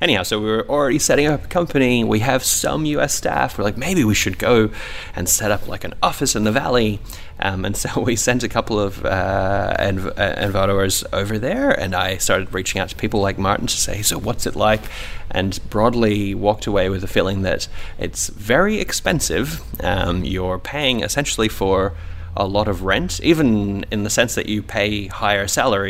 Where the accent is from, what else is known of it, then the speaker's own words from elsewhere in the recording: Papua New Guinea; also born or lived in England; now in Australia; I was born in England, actually, but I'm half Iranian. I grew up in Papua New Guinea.